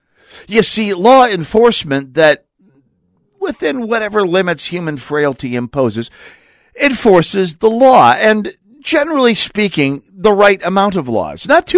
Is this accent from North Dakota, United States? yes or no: yes; North Dakota, United States; now in Minnesota, United States; I'm a native of North Dakota. I grew up on the Great Plains